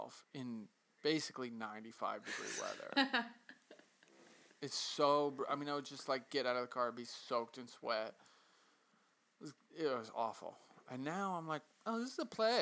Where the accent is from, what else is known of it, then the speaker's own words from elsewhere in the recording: Western Massachusetts, United States; I grew up in Western Massachusetts, and it's just a hop skip north.